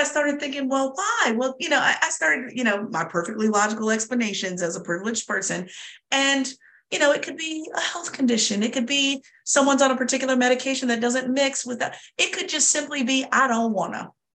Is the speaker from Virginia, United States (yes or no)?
yes; Southern Virginia, United States; I'm from Southern Virginia.